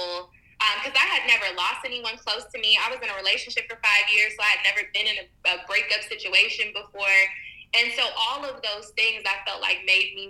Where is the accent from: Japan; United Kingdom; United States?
United States; Lancaster, California; moved away; also born or lived in Palmdale, California; I'm from Lancaster and Palmdale, where there's nothing there.